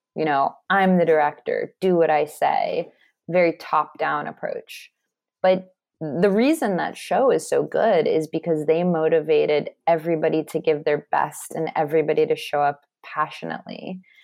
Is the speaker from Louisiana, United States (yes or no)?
no; Los Angeles, California, United States; I grew up in Los Angeles and went to private schools